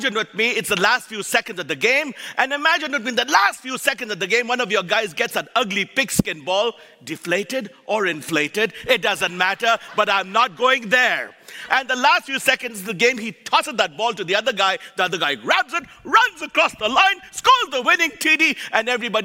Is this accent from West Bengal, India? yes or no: yes; Kolkata, West Bengal, India; moved away; also born or lived in Nebraska; I was born and raised in Calcutta, India, raised by missionaries Mark and Huldah Bantain.